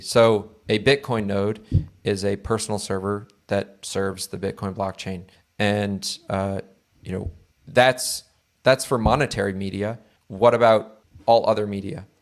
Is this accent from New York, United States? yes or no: no; Connecticut, United States; I come from Connecticut